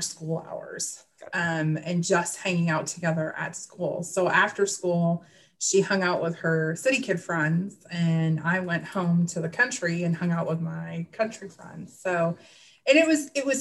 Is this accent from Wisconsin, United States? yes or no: yes; Wisconsin, United States; I grew up in Midwest Wisconsin, and the area that I grew up in, I was the country kid